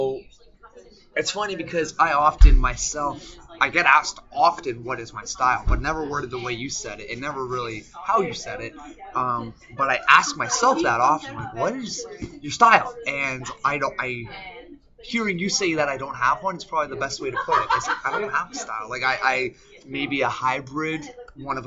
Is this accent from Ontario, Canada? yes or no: yes; Mississauga, Ontario, Canada; also born or lived in Toronto / Oakville / Germany / Amsterdam; born in Toronto, raised in Mississauga, went from grade 1 to finishing high school there